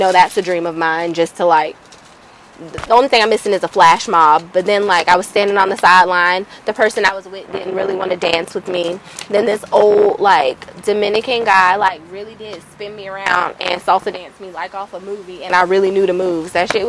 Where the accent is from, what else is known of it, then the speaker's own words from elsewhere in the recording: Ansbach, Bavaria, Germany; now in Atlanta, United States; Ansbach, Germany is where I spent my formative ye